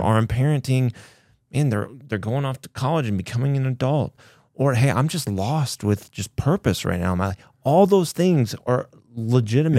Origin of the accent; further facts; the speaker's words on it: Kansas, United States; I grew up in Kansas